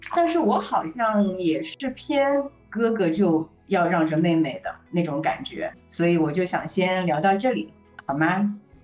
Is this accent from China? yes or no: yes; Shanghai, China; 因为我可能是从小出生在上海，又是经历了独生子女的这样的一个大环境